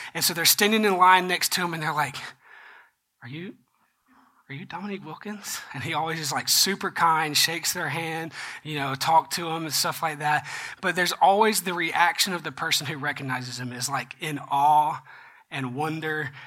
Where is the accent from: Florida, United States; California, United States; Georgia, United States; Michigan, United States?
Georgia, United States; I'm from Georgia